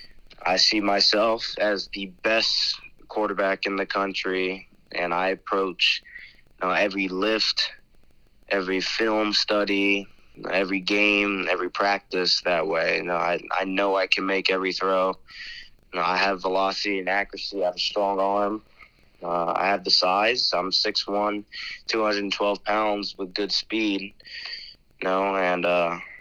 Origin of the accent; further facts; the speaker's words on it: Miami, Florida, United States; now in Jacksonville, United States; I was born in Miami, Florida, and I started playing football at the age of five in the Pop Warner Association. I moved up here to Jacksonville with my father a few years ago